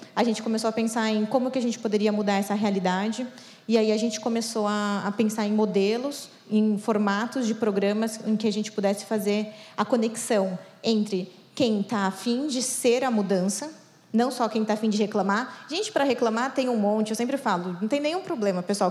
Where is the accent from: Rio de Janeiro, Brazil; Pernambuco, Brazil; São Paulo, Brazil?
São Paulo, Brazil; Eu sou aqui de São Paulo